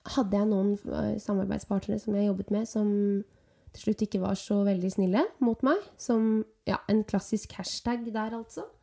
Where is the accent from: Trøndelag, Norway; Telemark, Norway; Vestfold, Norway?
Vestfold, Norway; Nøtterøy; moved away as an adult; now in Oslo, Norway; Jeg er fra Nøtterøy.